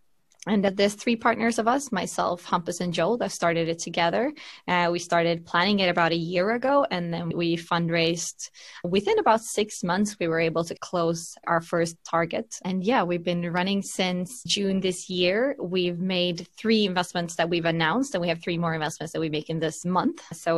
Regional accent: Finland; also born or lived in London, United Kingdom / United States / Berlin, Delaware, United States; now in Sweden; So I'm originally from Finland, first of all, although I've lived abroad most of my life.

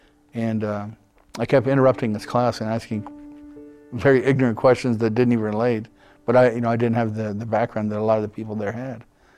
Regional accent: Helena, Montana, United States; also born or lived in Seattle, Washington; they came back to Helena. And I grew up there

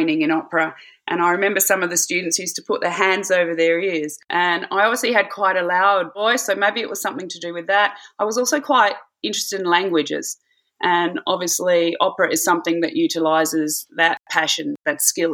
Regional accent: Adelaide, South Australia, Australia; moved away as an adult; also born or lived in Bangor, Wales / Hamburg, Germany; 4 months after I was born, they decided to return to Adelaide. And that's where I grew up

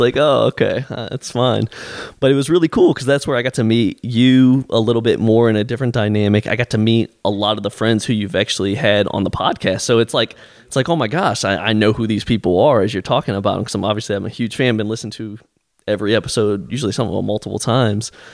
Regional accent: Canton, Ohio, United States; moved away; I grew up in Canton

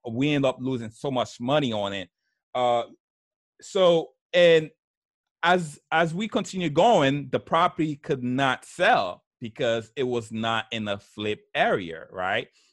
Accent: New York, United States; English is a second language; also born or lived in Haiti; I grew up in New York, in Brooklyn, New York.

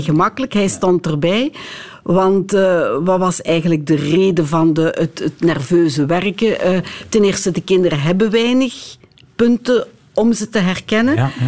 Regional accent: Lommel, Flanders, Belgium; ik zelf van Lommel ben

